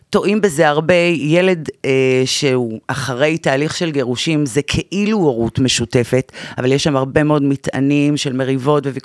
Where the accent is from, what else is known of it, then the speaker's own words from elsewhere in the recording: the Krayot, Haifa District, Israel; moved away as an adult; now in Tel Aviv, Israel; אני מהקריות במקור הגעתי לתל אביב לפני שנה